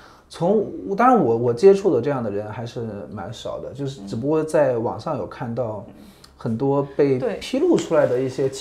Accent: China; now in Japan; 我是中国人

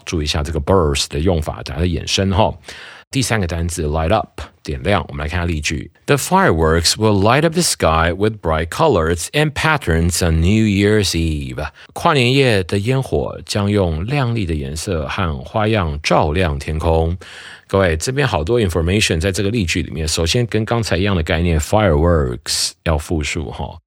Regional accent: Taiwan; 我们台湾人讲了

